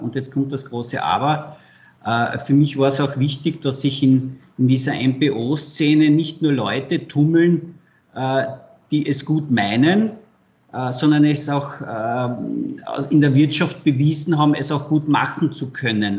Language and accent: German; Carinthia, Austria; Ich bin Kärntner